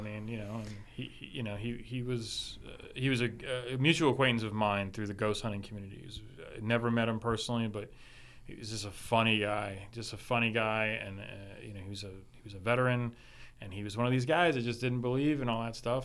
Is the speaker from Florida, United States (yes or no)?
yes; Miami, Florida, United States; growing up in Miami